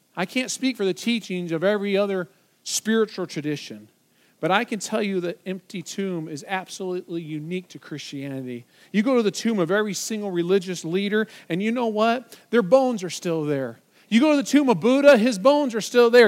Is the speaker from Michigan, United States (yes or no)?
yes; Michigan, United States; moved away; my home state of Michigan